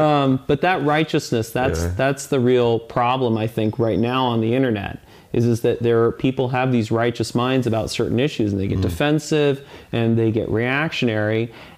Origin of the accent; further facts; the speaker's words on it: Saudi Arabia; born there; And I was born in Saudi Arabia. I lived in, you know, a little bit in the Middle East.